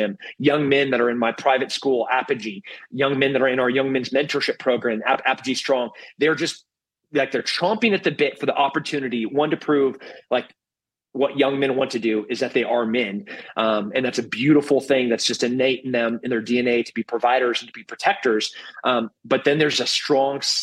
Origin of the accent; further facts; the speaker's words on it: Texas, United States; as a Texan